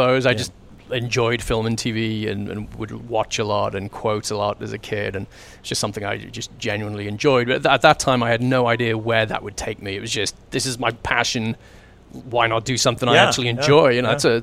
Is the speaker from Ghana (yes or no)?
no; England, United Kingdom; moved away as an adult; now in Vancouver, Canada; I was brought up in England